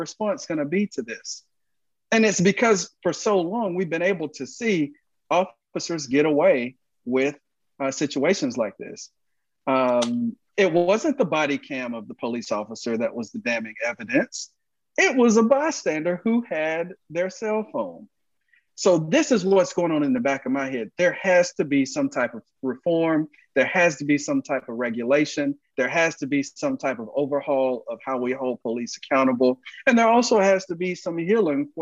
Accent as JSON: {"language": "English", "region": "Georgia", "country": "United States", "said": "Georgia. That's my home state."}